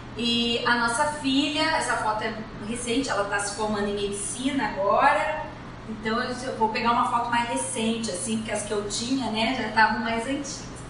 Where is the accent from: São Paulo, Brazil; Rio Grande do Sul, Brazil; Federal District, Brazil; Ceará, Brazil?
Rio Grande do Sul, Brazil; moved away as an adult; now in Rio de Janeiro, Brazil; Eu sou gaúcha, moro no, no Rio há 25 anos